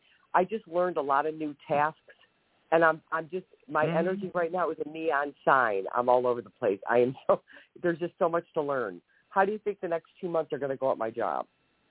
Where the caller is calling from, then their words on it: Ohio, United States; Yeah, Ohio, I'm sorry.